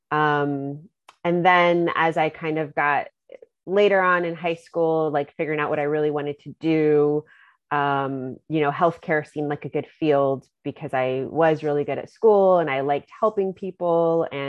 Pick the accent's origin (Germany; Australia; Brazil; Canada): Germany; also born or lived in Virginia, United States; Um, did most of my growing up in Germany. That was ages 10 to 18.